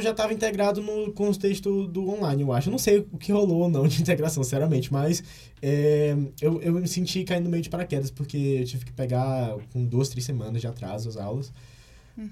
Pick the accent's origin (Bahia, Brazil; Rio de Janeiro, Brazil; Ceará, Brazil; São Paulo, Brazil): Ceará, Brazil; Fortaleza; moved away as an adult; now in Brasília, Brazil; eu sou de Fortaleza